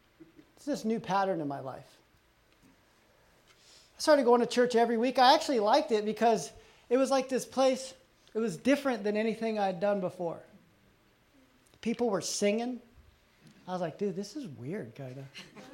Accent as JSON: {"language": "English", "region": "Texas", "country": "United States", "tie": "born or raised there", "also_born_or_lived": "Colorado", "said": "I grew up in Texas and Colorado."}